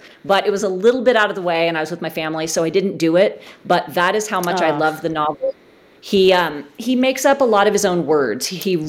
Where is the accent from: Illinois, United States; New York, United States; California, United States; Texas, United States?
California, United States; Bay Area; moved away as an adult; also born or lived in Portland, Oregon; now in South Lake Tahoe, United States; I grew up in the Bay Area